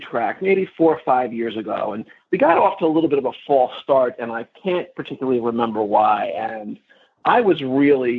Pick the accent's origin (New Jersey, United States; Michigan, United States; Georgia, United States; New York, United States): New York, United States; I'm from New York